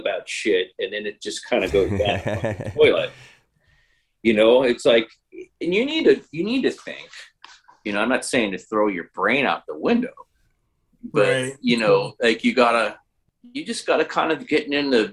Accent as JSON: {"language": "English", "town": "Chicago", "region": "Illinois", "country": "United States", "moved": "as an adult", "lives_now": "southern Illinois, United States", "said": "I'm originally from Chicago, but I've lived down here now for 7 years."}